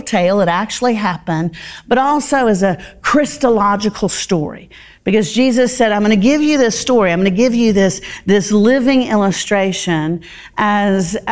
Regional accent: the South, United States; I grew up in the South.

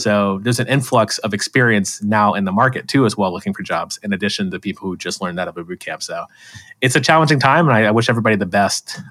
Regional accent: Florida, United States; I'm from Florida

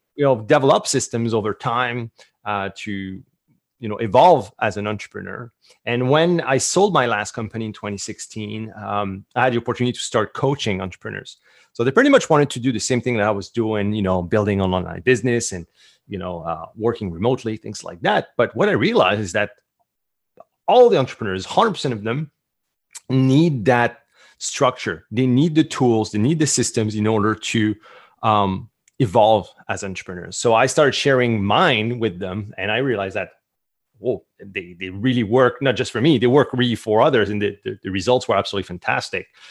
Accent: Canada; accent: French Canadian; English is a second language; I'm French Canadian. So the accent, this is where it's coming from.

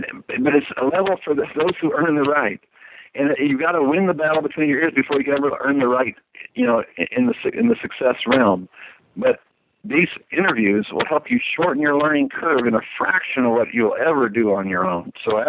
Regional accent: Florida, United States; now in Nashville, United States; There's a reason why when I came from Florida to Nashville, there was a reason I hooked up with somebody else's vision

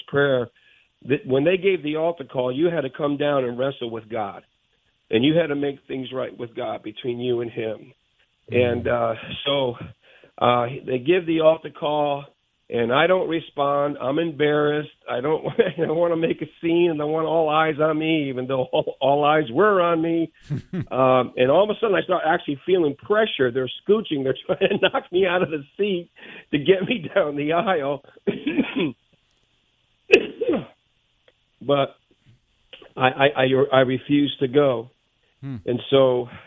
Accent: Bridgeport, Connecticut, United States; growing up in Bridgeport, Connecticut with my dad

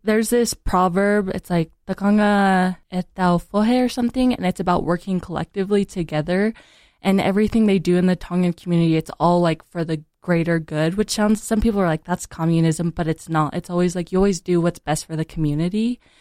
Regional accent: Utah, United States; I'm from Utah County, so I'm also, like, part Caucasian. And so growing up in Utah County

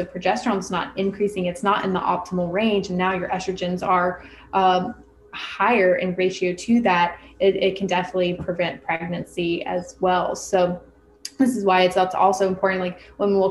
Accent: North Florida, United States; I grew up in the South, North Florida, which is like South Alabama

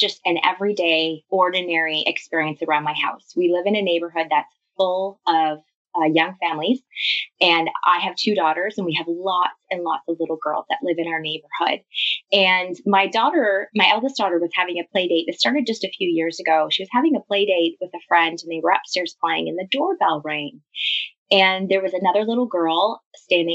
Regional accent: Canada; I'm Canadian. I live in a city just outside of Toronto called Lundy

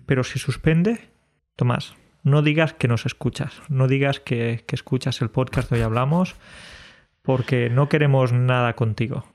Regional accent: Andalusia, Spain; como buen andaluz que soy

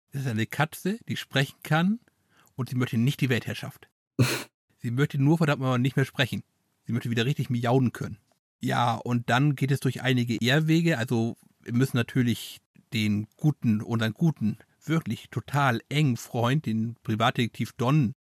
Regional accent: Transylvania, Romania; Ah, das ist das, was meine Heimat mit mir macht.

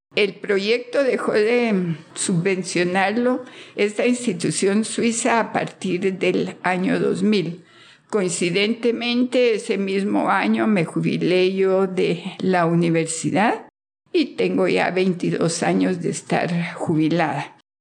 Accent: Guatemala City, Guatemala Department, Guatemala; Soy de Guatemala, de la ciudad de Guatemala

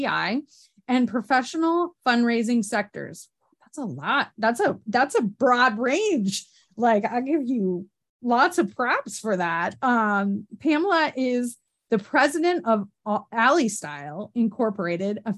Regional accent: upstate New York, United States; accent: Canadian; I'm from like upstate New York, like practically Canada, like near the border where Cornwall is.

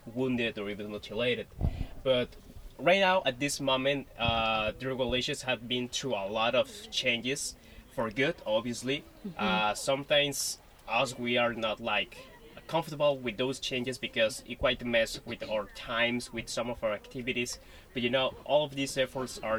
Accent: La Paz, Baja California Sur, Mexico; I'm from La Paz, Baja California, Sur, Mexico.

